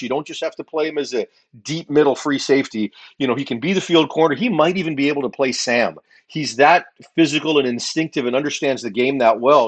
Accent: Canada; growing up as Canadian football people in this country

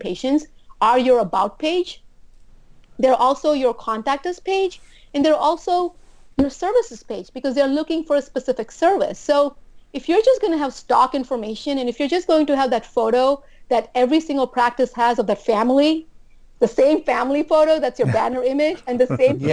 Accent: U.S. Virgin Islands; moved away as an adult; also born or lived in New Jersey; I'm from St. Thomas.

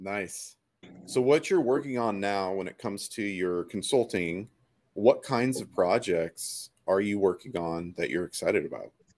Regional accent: the Northwest, Pacific Northwest, United States; I'm from the Northwest.

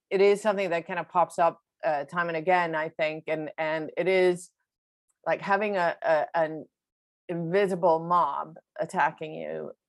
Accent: Sweden; English is a second language; moved away as an adult; also born or lived in New York; Um, so, I'm uh, from Sweden originally. I grew up and I'm born and raised in Sweden.

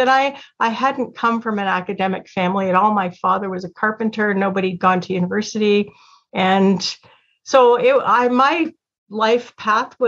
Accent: Toronto, Ontario, Canada; I was born in Toronto and into a Christian family. We went to a small Presbyterian church.

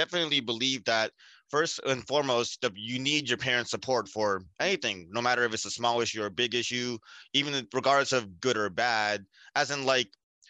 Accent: South India, India; especially us being South Indian, we know that like family matters mean a lot

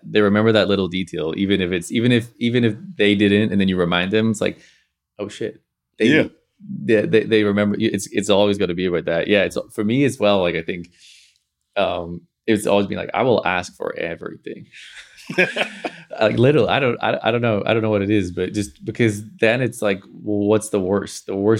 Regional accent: Belfast, Northern Ireland, United Kingdom; now in London, United Kingdom; Growing up in Belfast, like there wasn't a lot of network per se. So there was like an element of like, I'm gonna throw out here and I'm gonna move to London.

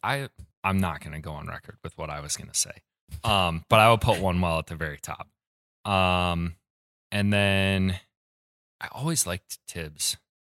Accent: Ann Arbor, Michigan, United States; moved away as an adult; now in Kalamazoo, United States; I'm from Ann Arbor

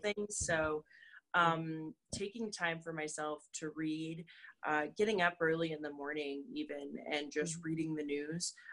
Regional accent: North Dakota, United States; we we grew up in North Dakota.

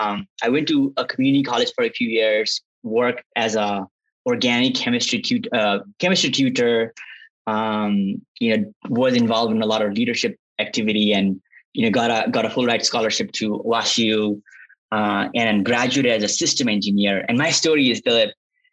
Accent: western Nepal, Nepal; moved away as an adult; also born or lived in Kathmandu, Nepal; now in United States; I grew up in Nepal in a small town called Budol. It's the western part of Nepal

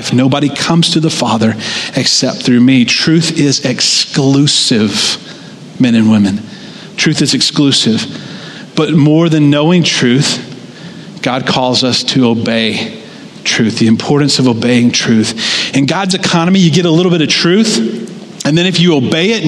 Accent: United States; us as American Christians

